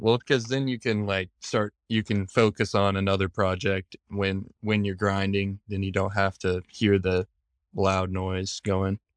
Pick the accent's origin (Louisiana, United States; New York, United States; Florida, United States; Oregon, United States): Oregon, United States; Bandon; I grew up in Bandon